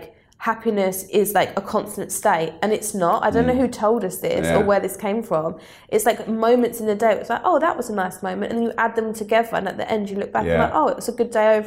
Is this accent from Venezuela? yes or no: no; Southend-on-Sea, East of England, United Kingdom; I grew up in Southend